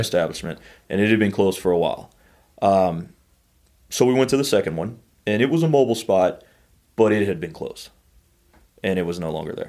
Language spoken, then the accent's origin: English; Sour Lake, Texas, United States; also born or lived in College Station, Texas / Austin, Texas; I grew up in Sour Lake, a little town outside of Beaumont